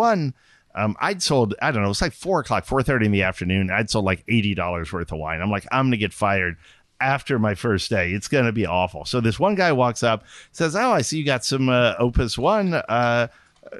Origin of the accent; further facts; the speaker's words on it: Austin, Texas, United States; moved away as an adult; also born or lived in San Antonio, Texas / Dallas, Texas; now in California, United States; I grew up in Austin.